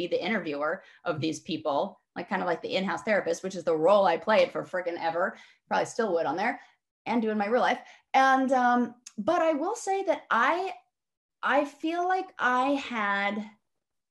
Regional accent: Los Angeles, California, United States; moved away as an adult; also born or lived in San Francisco / Brooklyn / England; I am born and raised in Los Angeles

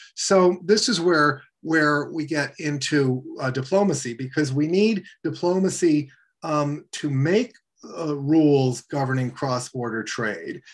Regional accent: Washington, District of Columbia, United States; I grew up in Washington, D.C.

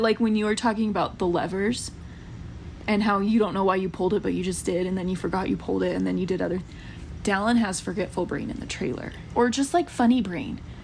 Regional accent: United States; now in Utah, United States; I grew up camping in Georgia and like Tennessee area

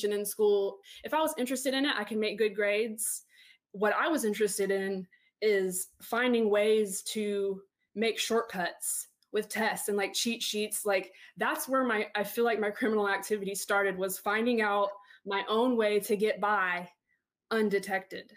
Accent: Panama City, Florida, United States; also born or lived in Palm Beach, Florida; I was born in Palm Beach and, like, you know, Southern Florida, but I say that my hometown's Panama City because that's where I was raised. I've lived here my whole life

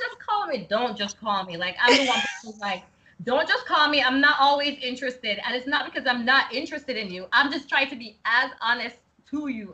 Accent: Jamaica; Yes, I'm Jamaican

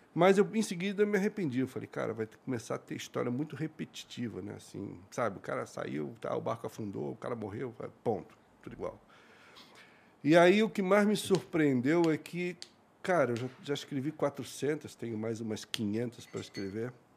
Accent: Santos, São Paulo, Brazil; also born or lived in Rio de Janeiro; Eu nasci no Rio, mas só nasci. Mas eu fui criado em Santos

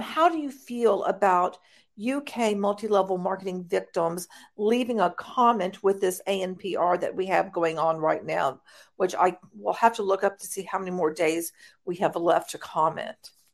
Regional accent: United States; I'm an American

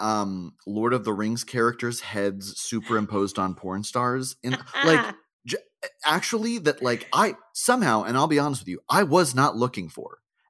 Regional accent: Boca Raton, Florida, United States; born there; I'm not, but I was born in Boca Raton and virtually all of my friends were Jewish growing up.

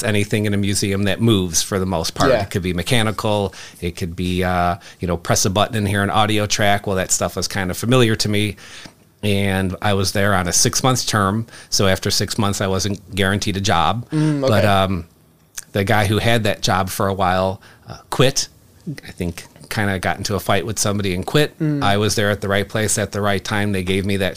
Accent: Chicago, Illinois, United States; I grew up in Chicago

